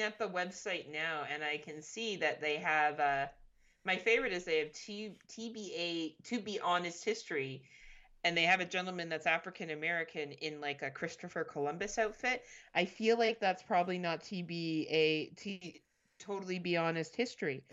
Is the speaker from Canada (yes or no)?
yes; Canada; I'm Canadian